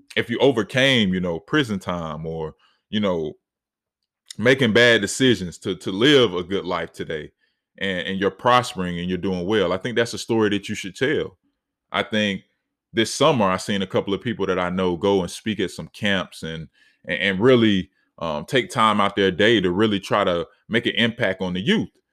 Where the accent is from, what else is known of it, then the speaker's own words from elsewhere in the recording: Charlotte, North Carolina, United States; in my city, you know, I'm from Charlotte, North Carolina